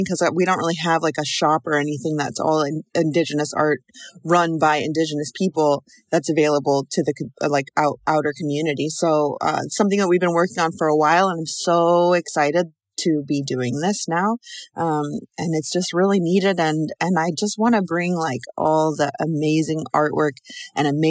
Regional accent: Pacific Northwest, United States; also born or lived in Brooklyn, New York; now in New York, United States; I live in Brooklyn, New York. I'm originally from the Pacific Northwest

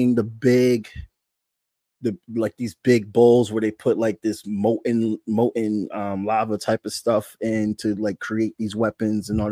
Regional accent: Bridgeport, Connecticut, United States; I grew up in Bridgeport, Connecticut, which is a part of Fairfield County

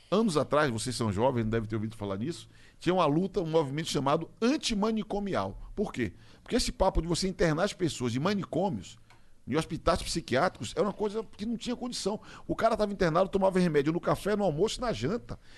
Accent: Rio de Janeiro, Brazil; Sou carioca.

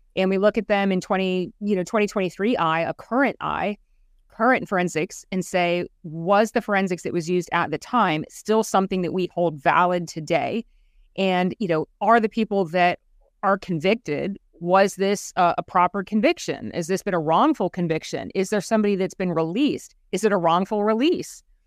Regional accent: Central Florida, United States; Born and raised in Central Florida

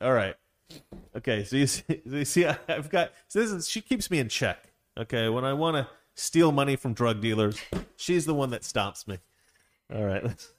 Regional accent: Scotland, United Kingdom; All the Jews out there, I'm Scottish. We're worse.

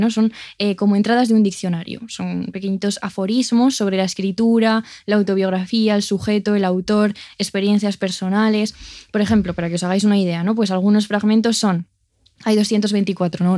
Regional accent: Castile and León, Spain; en mi pueblo de Ávila

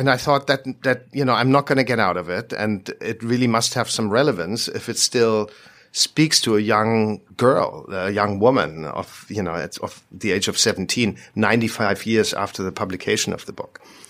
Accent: Germany; born there; I was born in Germany. I'm Swiss by nationality, but I was born there.

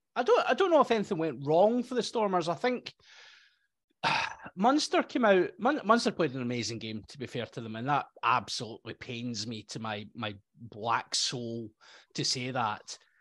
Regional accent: Scotland, United Kingdom; being a Scottish person

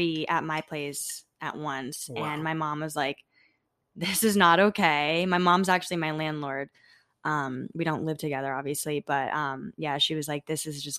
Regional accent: Florida, United States; I grew up in Florida

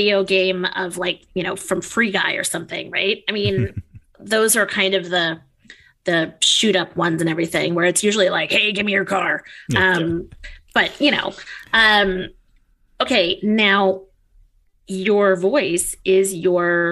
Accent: East Coast, United States; moved away; coming from the East Coast

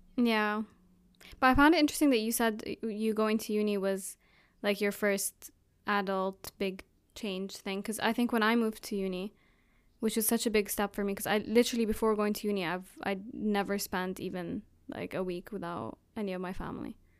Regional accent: Jordan; also born or lived in Abu Dhabi, United Arab Emirates / Palestine; now in United Kingdom; I'm originally Palestinian, But grew up in Jordan, moved to Abu Dhabi, and now I live in the East Coast

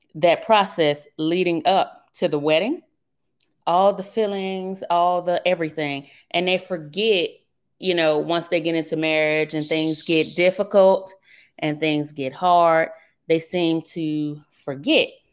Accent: Birmingham, Alabama, United States; accent: southern; moved away; originally, I'm from Birmingham, Alabama. That's where I grew up

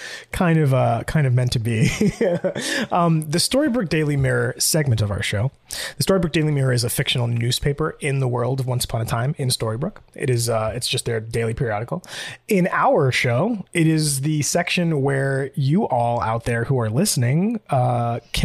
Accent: New York, United States; I'm from New York

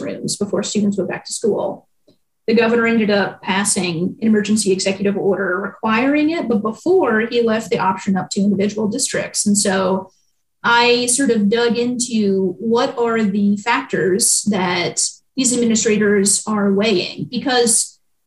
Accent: Western Kentucky, United States; moved away as an adult; also born or lived in Maine; now in Lexington, United States; I grew up in Western Kentucky, which is different from Eastern Kentucky

